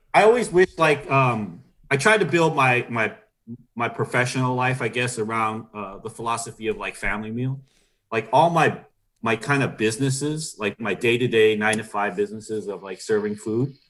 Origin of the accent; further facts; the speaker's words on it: Norwalk, California, United States; where we grew up around Norwalk, you know, Paramount